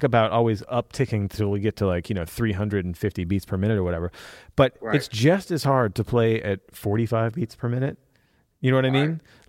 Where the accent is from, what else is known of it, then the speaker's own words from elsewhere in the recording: Italy; I'm from Italy.